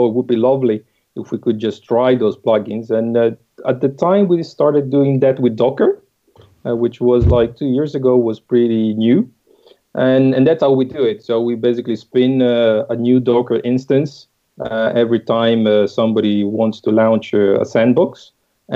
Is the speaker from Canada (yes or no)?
no; Italy; English is a second language; moved away as an adult; also born or lived in United Kingdom / Netherlands; now in France; I'm Italian. But I've been a little bit around. I've been in the UK, then in the Netherlands, and now we are in France.